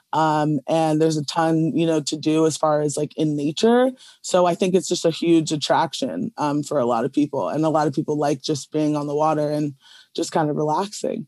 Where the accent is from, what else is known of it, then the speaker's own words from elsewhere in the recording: Chestertown, Maryland, United States; I grew up in Chestertown, which is just another smaller, uh, community in, like, on the eastern shore of Maryland